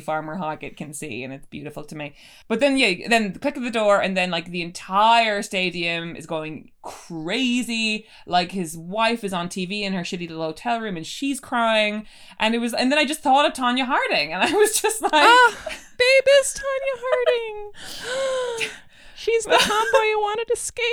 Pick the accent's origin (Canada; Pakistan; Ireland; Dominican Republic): Ireland; now in London, United Kingdom; growing up in Ireland